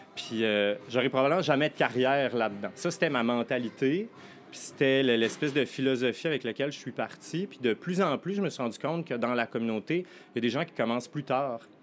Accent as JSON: {"language": "French", "region": "Quebec", "country": "Canada", "moved": "as an adult", "lives_now": "Montreal, Canada", "said": "je ne suis pas montréalais d'origine, je viens du Lac-Saint-Jean"}